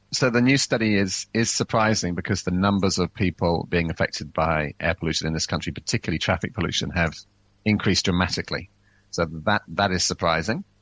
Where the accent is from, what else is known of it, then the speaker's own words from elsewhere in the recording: England, United Kingdom; now in New Zealand; I grew up in England